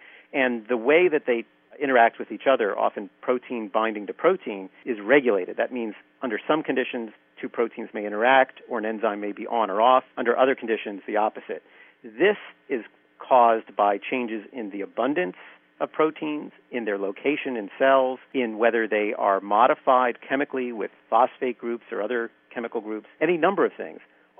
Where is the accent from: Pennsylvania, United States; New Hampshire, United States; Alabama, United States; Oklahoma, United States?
Pennsylvania, United States; Philadelphia; I grew up in Philadelphia, and I went to the University of Pennsylvania